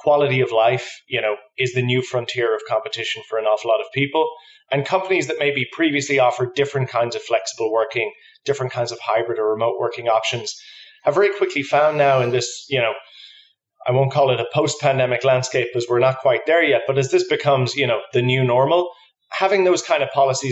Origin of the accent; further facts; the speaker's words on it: Ireland; moved away as an adult; now in New York, United States; I'm from Ireland, so just moved here in September.